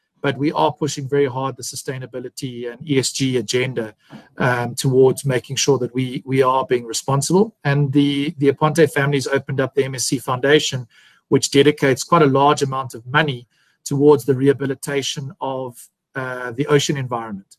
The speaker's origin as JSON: {"language": "English", "country": "South Africa", "tie": "born or raised there", "also_born_or_lived": "Harare, Zimbabwe", "said": "I was born in Harare, and I grew up there for a short portion of my childhood, and then I finished it here in South Africa. Finished my schooling."}